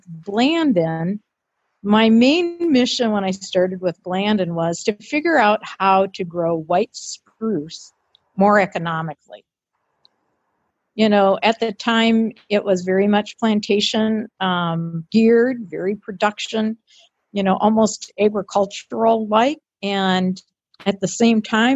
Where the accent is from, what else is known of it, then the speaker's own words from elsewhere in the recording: Detroit, Michigan, United States; moved away as an adult; also born or lived in Grand Rapids, Minnesota; I was born and raised in Detroit.